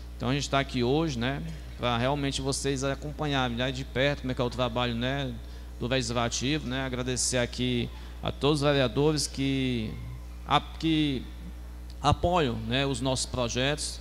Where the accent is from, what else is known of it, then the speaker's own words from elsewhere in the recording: Meruoca, Ceará, Brazil; da minha terra palestina